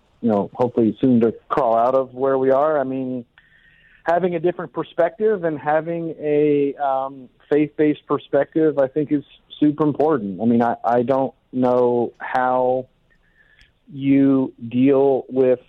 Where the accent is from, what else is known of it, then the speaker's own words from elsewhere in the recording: Atlanta, Georgia, United States; also born or lived in New Jersey; now in Seattle, United States; I grew up in Atlanta. I was born in New Jersey, but I grew up in Atlanta.